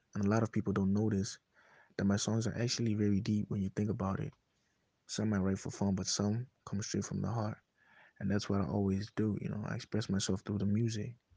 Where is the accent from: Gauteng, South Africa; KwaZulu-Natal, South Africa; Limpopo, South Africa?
Gauteng, South Africa; Soshanguve; I'm from Soshanguve.